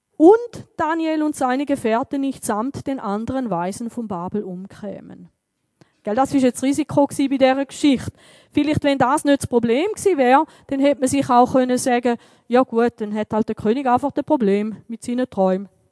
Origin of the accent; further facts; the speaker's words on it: Switzerland; bei uns in der Schweiz